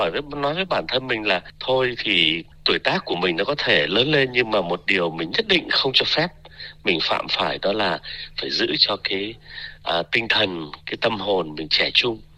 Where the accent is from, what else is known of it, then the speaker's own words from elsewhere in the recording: Vietnam; now in Australia; tuy là mình thì à, lớn lên sinh ra lớn lên ở Việt Nam nhưng mà mình thôi thì cứ tự cho mình cái hy vọng là được sống theo tuổi thọ trung bình của người Úc đi